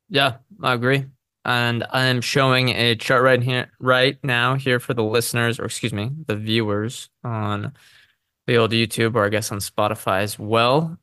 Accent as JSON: {"language": "English", "country": "United States", "said": "as an American consumer"}